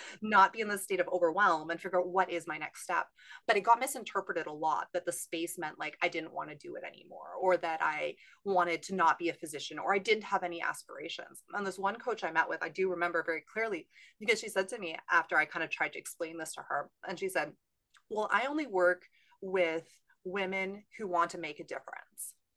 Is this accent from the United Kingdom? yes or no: no; Canada; moved away as an adult; also born or lived in California; now in San Diego, United States; I'm from Canada, trained in Canada, but I actually live in California now